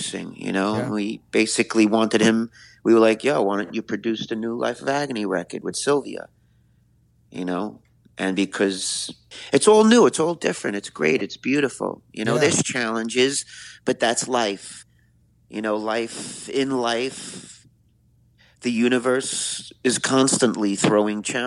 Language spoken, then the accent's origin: English; New York City, New York, United States; I'm a New Yorker, so I'm grateful out of billions of people that I was born in this city